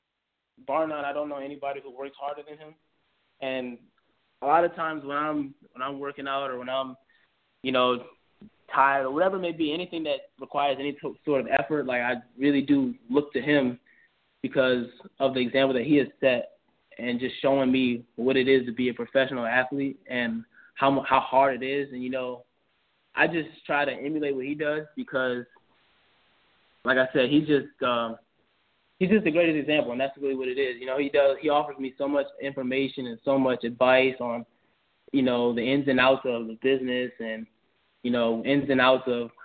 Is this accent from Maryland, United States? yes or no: yes; Mitchellville, Maryland, United States; I'm born and raised. I've lived in the same house my entire life